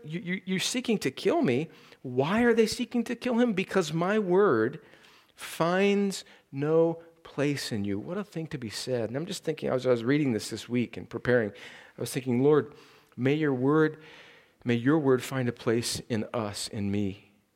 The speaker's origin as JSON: {"language": "English", "region": "California", "country": "United States", "tie": "born or raised there", "moved": "yes", "said": "it's my home state"}